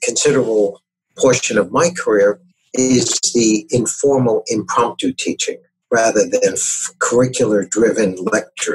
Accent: New York City, New York, United States; I grew up in New York City, going to schools with romantic names like PS 89 and Junior High School 135, etc.

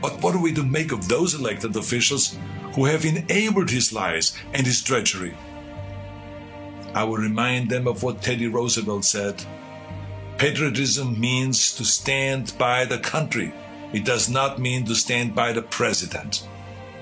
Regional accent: Austria; now in United States; Now, I grew up in Austria.

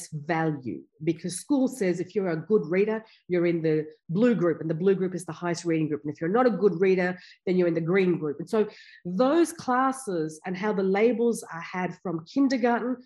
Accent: Afghanistan; also born or lived in India; now in Canberra, Australia; my background, I'm from Afghanistan, and we came out to Australia just when there was a war in Afghanistan

